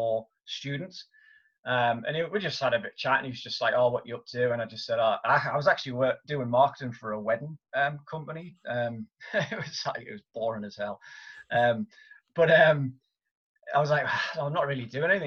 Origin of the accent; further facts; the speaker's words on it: Newcastle upon Tyne, North East England, United Kingdom; I'm originally from Newcastle upon Tyne in the northeast of England, and I went to my local school